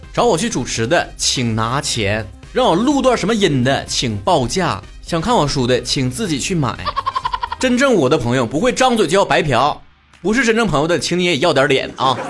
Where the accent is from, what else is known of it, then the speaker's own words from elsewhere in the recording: Northeast China, China; moved away as an adult; also born or lived in Beijing; 我们东北的父老乡亲、老少爷们儿